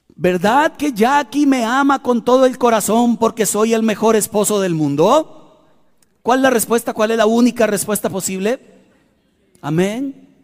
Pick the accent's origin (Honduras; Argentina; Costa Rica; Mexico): Costa Rica; accent: tico